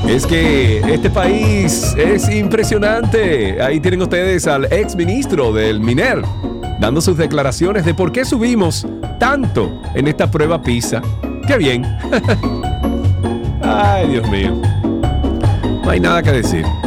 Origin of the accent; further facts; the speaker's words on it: Santiago de los Caballeros, Santiago, Dominican Republic; yo soy de allá, yo soy de Isibao